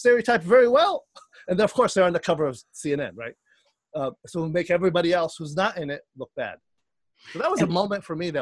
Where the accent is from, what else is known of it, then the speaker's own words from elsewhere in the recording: Jordan; now in Chicago, United States; I'm from Jordan. I'm born in Jordan.